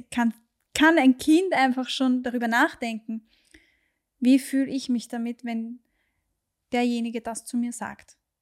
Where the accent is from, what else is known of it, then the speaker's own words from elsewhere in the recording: Austria; hier bei uns in Österreich